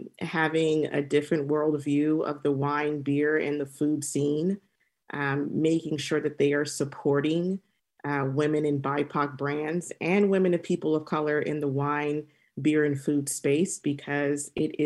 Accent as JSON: {"language": "English", "town": "Temecula", "region": "California", "country": "United States", "tie": "born or raised there", "said": "I grew up in Temecula, and through my exploration of traveling and in my professional journey, I've been drinking a lot of wine."}